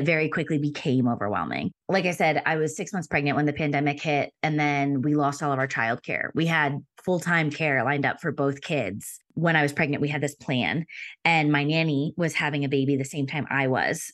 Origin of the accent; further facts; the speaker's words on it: Pennsylvania, United States; moved away as an adult; also born or lived in Denver / Philadelphia; We moved from Denver back to, um, Pennsylvania where I'm from, so I could be closer to family